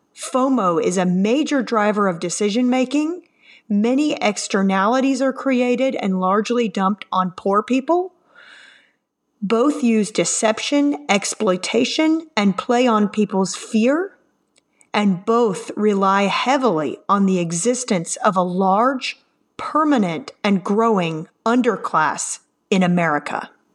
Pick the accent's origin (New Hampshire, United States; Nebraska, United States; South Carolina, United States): South Carolina, United States; Greenville; I'm from Greenville, South Carolina.